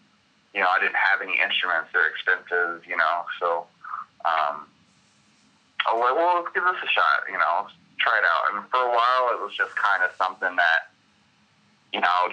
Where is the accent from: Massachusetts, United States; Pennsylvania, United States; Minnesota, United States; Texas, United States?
Texas, United States; Denton; I'm from Denton, Texas. I grew up in the DFW